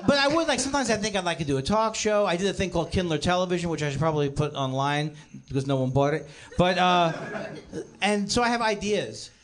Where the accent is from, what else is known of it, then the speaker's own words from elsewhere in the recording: New York City, New York, United States; now in Los Angeles, United States; I'm from Queens and I moved here.